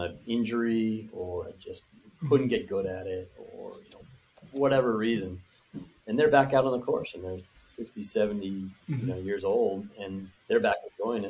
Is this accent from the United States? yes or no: yes; Philadelphia, Pennsylvania, United States; I grew up in Philadelphia